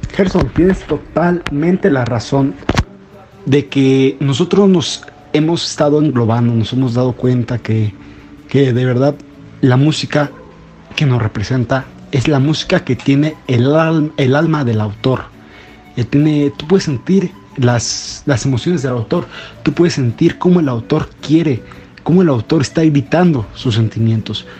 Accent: Mexico; nosotros como mexicanos

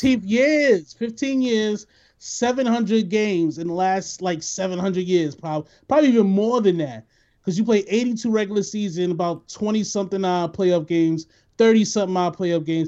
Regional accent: New York City, New York, United States; I'm from the Bronx

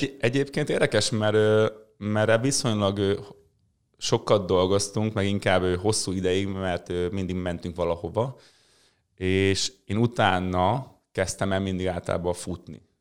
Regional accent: Mezőberény, Békés, Hungary; mezőberényben, ahol én születtem

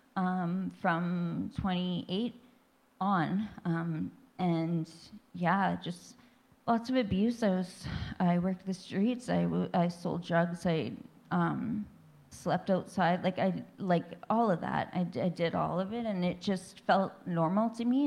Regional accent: Thunder Bay, Ontario, Canada; I grew up in Thunder Bay, Ontario, Ontario. was born and raised

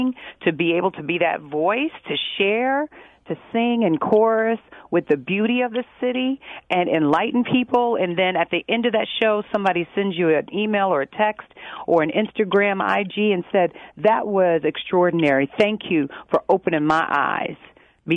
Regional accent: Chicago, Illinois, United States; I'm born and raised in Chicago, on the south side of Chicago.

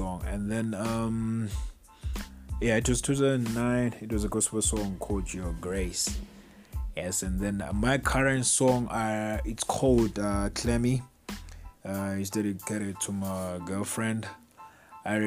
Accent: Bulawayo, Zimbabwe; now in South Africa; I was born in Plawayo, Zimbabwe.

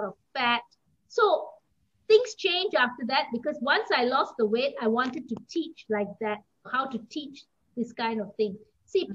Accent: Singapore; moved away as an adult; now in Kuala Lumpur, Malaysia; I am Singaporean. I came to KL

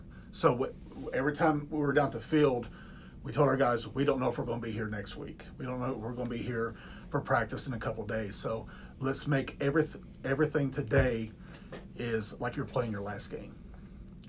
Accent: Louisa, Kentucky, United States; moved away as an adult; now in Newark, United States; I'm originally from Kentucky, from Eastern Kentucky, a small town called Louisa, Kentucky.

